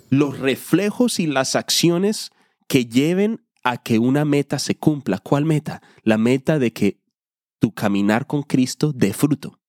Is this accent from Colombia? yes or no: yes; Colombia; moved away; Yo soy hispano, soy colombiano